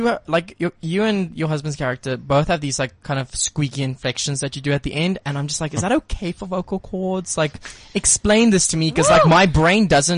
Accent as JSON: {"language": "English", "country": "United Kingdom", "said": "So I'm British very curious."}